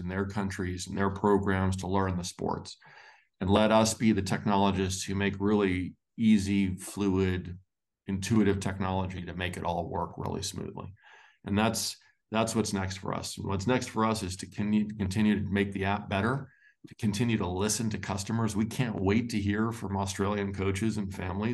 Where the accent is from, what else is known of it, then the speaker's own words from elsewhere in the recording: Los Angeles, California, United States; I grew up in Los Angeles